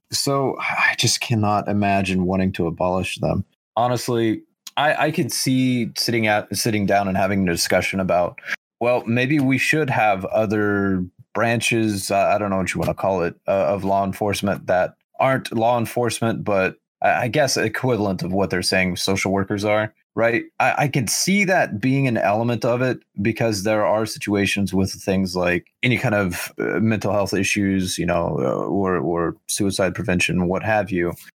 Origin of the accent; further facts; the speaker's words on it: Oklahoma, United States; my, my home state, the entire city of Tulsa, which is the largest city in, in Oklahoma